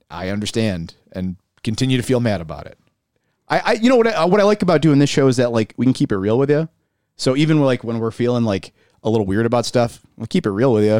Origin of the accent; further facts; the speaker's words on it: Buffalo, New York, United States; neither of us live there currently, but we are, you know, we're from South Buffalo.